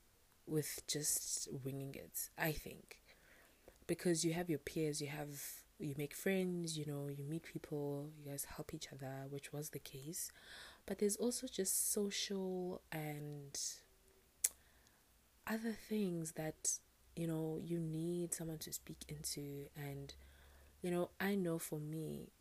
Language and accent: English; South Africa; I'm South African